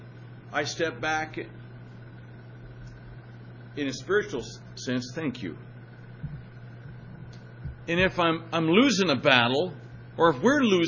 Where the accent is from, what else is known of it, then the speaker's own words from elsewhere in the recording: Madras, Oregon, United States; moved away; also born or lived in Wyoming; my hometown of Madras